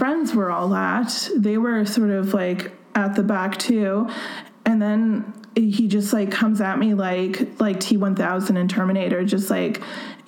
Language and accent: English; Canada; I used to talk a lot about being a Canadian.